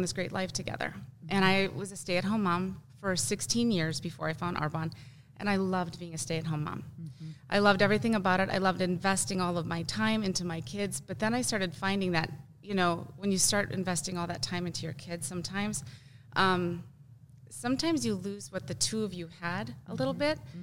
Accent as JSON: {"language": "English", "region": "Wisconsin", "country": "United States", "tie": "born or raised there", "moved": "as an adult", "said": "I grew up in Wisconsin"}